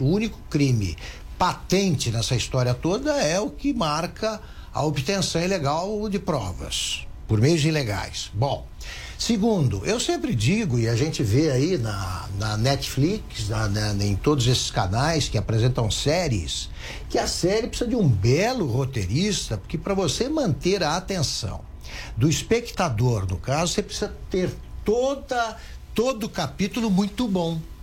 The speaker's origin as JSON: {"language": "Portuguese", "town": "Taquaritinga", "region": "São Paulo", "country": "Brazil", "tie": "born or raised there", "said": "numa cidade como Taquaritinga, onde eu nasci"}